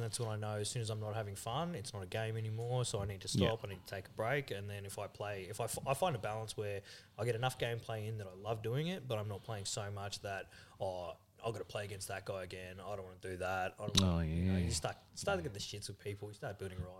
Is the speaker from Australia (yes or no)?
yes; Logan, Queensland, Australia; originally Logan, yeah. I grew up down there.